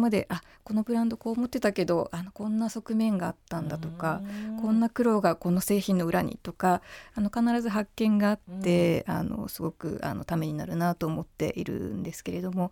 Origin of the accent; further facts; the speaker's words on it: Miyakojima, Okinawa, Japan; だって沖縄出身ですから。